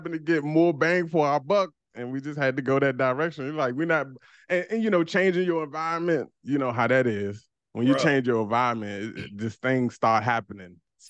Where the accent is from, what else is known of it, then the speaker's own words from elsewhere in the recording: Washington, District of Columbia, United States; I'm from DC, man. DC.